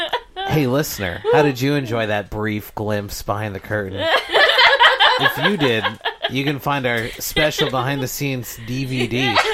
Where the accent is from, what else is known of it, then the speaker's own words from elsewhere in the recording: Connecticut, United States; Seeing as we're from Connecticut